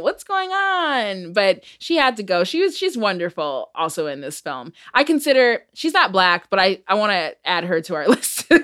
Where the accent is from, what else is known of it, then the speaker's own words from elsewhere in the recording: Michigan, United States; I'm from Michigan